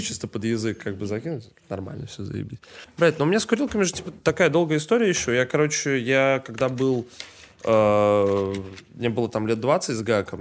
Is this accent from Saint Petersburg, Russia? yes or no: yes; Saint Petersburg, Russia; я из Питера сам, Э, как бы как-то, блядь, говорится, коренной петербуржец